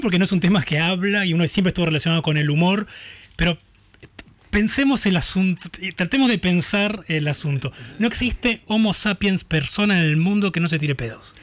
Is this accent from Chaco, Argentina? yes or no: no; Buenos Aires, Argentina; yo nací, eh, me crecí en Boedo